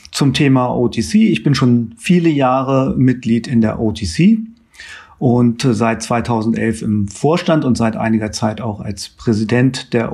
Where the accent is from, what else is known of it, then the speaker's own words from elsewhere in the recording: Hanover, Lower Saxony, Germany; Ich stamme ursprünglich aus Hannover